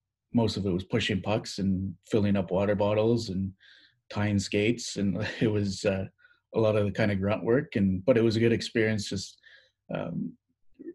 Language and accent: English; Ottawa, Ontario, Canada; born and raised in Ottawa.